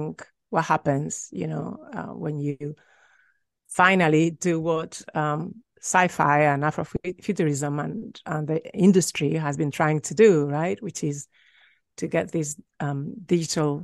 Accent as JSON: {"language": "English", "town": "Madrid", "region": "Community of Madrid", "country": "Spain", "also_born_or_lived": "London / Sacramento", "moved": "yes", "said": "I'm from Madrid, but I went to London to study film"}